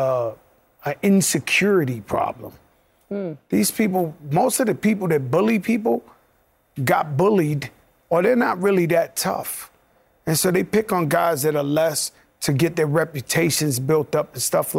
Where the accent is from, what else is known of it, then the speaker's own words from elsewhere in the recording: New York City, New York, United States; now in New Jersey, United States; a kid from the Bronx